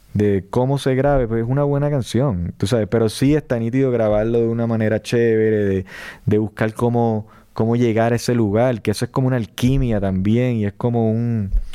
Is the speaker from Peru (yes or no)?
no; Puerto Rico; yo me siento puertorriqueño, ¿sabes? Por la, la crianza, la cultura, este, el idioma también